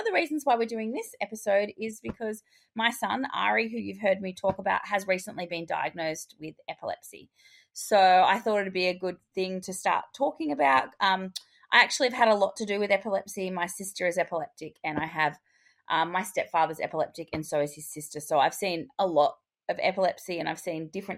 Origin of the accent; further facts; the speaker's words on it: Australia; I'm your Australian hygiene host